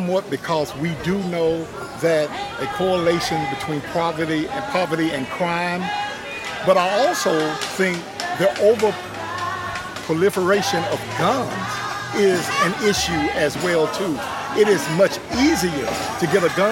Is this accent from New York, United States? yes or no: no; Memphis, Tennessee, United States; I'm from Memphis, Tennessee